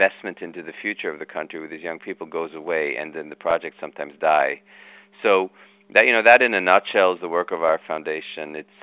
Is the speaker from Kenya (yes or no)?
yes; Kenya; also born or lived in Israel; I was born in Israel, moved from Israel to Africa. So we first spoke, English at home because my parents, that was their common language. Then spoke Hebrew because I was born there. Then we moved to Africa and I became friends with a lot of kids in Kenya.